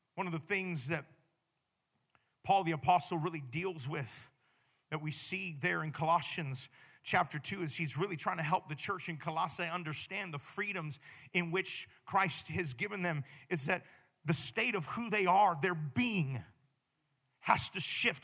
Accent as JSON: {"language": "English", "region": "Hawaii", "country": "United States", "said": "I'm from Hawaii"}